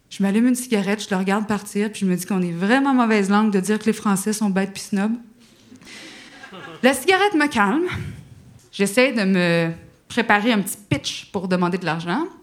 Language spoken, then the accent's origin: French; Quebec, Canada; je ne sais pas si vous avez remarqué avec mon accent que je suis euh, canadienne, euh, ben, québécoise